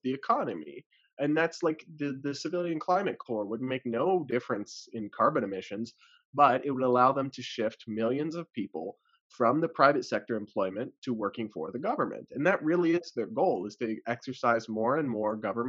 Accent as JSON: {"language": "English", "region": "Massachusetts", "country": "United States", "said": "I'm from the New England area and Massachusetts in particular"}